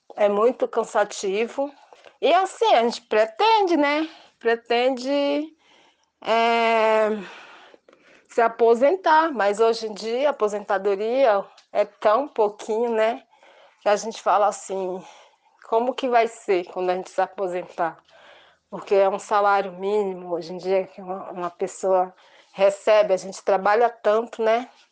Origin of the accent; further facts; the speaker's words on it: Itabuna, Bahia, Brazil; moved away as an adult; now in Taboão da Serra, Brazil; natural de da Bahia, Itabuna